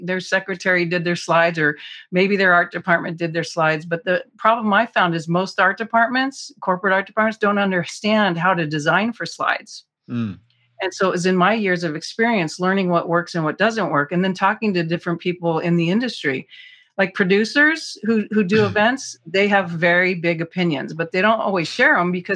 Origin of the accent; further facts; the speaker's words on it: Southern California, United States; also born or lived in Hollywood / San Diego; I was born in Southern California, but we didn't, you know, weren't there the whole time